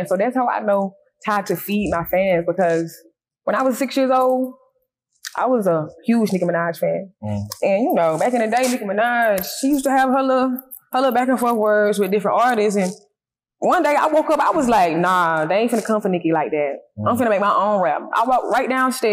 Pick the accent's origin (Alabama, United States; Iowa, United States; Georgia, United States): Georgia, United States; Milledgeville; moved away as an adult; now in Atlanta, United States; being from Millersville, growing up in Millersville